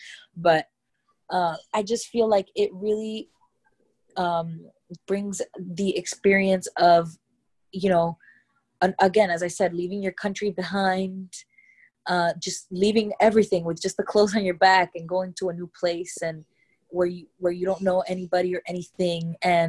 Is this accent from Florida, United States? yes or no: yes; Miami, Florida, United States; although I'm not Cuban, I live in Miami and I grew up in Miami where, you know, I would say 90% of the Hispanic population that's here is Cuban.